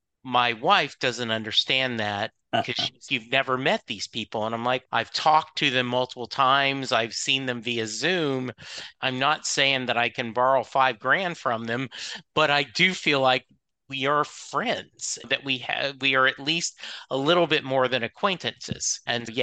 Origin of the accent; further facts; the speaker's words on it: Leesville, Louisiana, United States; born there; And I was born in Leesville, Louisiana.